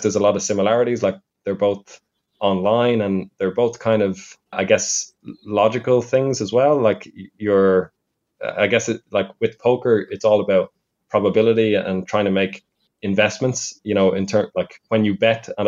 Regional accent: Ireland; now in Budapest, Hungary; I'm from Ireland, although currently living in Budapest.

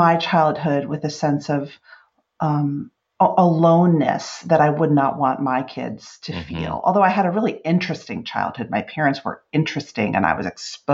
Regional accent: South Orange, New Jersey, United States; I'm from South Orange, New Jersey

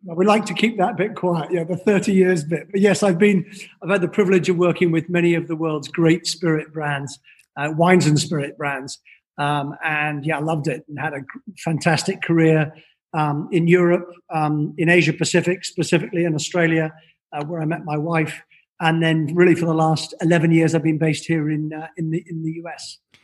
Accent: Scotland, United Kingdom; also born or lived in London; now in New York, United States; originally from Scotland

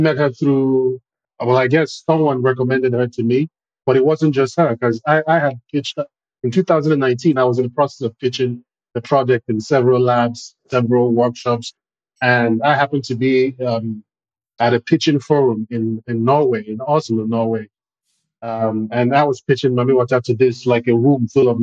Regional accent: Nigeria; now in Benin; I'm a filmmaker from Nigeria, currently residing in Benin Republic.

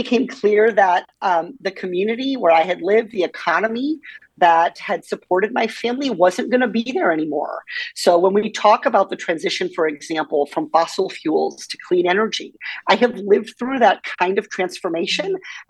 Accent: Iowa, United States; Well, growing up in Iowa, I think one of the things that you learn is how much politicians want to talk to you during campaign season.

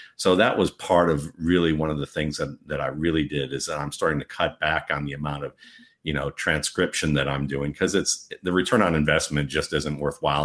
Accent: Cleveland, Ohio, United States; when I grew up in Cleveland

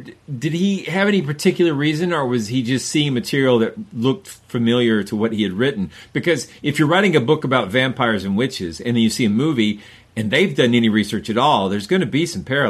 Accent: the South of the United States, United States; growing up in the South of the United States

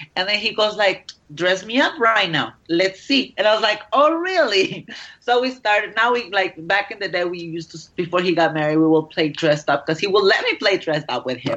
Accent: Mexico; I am Mexican

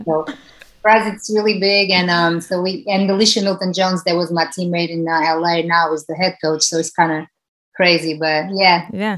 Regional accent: Portugal; moved away as an adult; now in United States; growing up in Portugal, where soccer, it's a, a, a country that is ruled by soccer

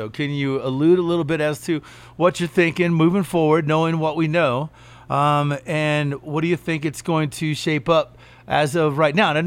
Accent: Kentucky, United States; I, I, was born and raised in Kentucky. I know what the car scene is there

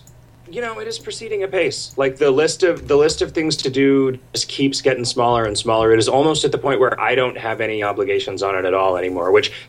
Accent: St. Cloud, Minnesota, United States; I'm from St. Cloud, and I'm praying the plows were out this morning.

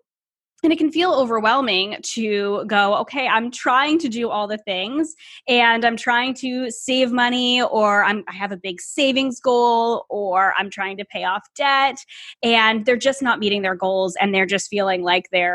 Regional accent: United States; also born or lived in Canada; I am American

